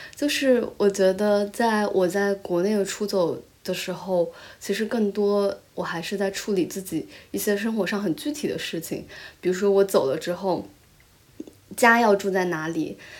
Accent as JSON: {"language": "Chinese", "town": "Taizhou", "region": "Zhejiang", "country": "China", "tie": "born or raised there", "also_born_or_lived": "Shanghai", "first_language": "Chinese", "moved": "as an adult", "lives_now": "New Zealand", "said": "因为我在台浙江台州长大嘛"}